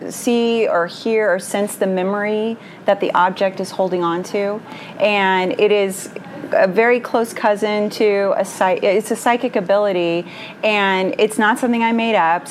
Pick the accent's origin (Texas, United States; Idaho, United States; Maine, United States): Texas, United States; Houston; I'm from Houston, Texas